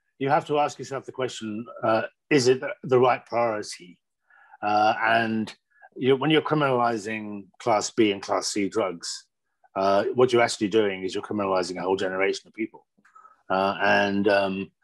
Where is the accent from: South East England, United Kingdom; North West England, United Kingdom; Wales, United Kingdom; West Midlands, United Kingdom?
West Midlands, United Kingdom; Birmingham; now in Manchester, United Kingdom; I grew up in Birmingham in the Midlands